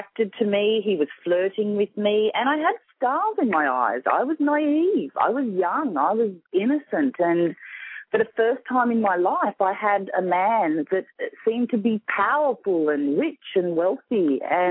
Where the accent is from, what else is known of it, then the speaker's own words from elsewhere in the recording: Sydney, New South Wales, Australia; accent: Australian; I'm from Sydney, Australia